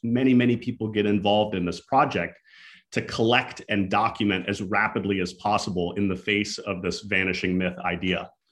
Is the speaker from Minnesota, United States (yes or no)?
yes; Minnesota, United States; she's also from my hometown in Minnesota. So she grew up next to the same uh, Native community that I happen to grow up next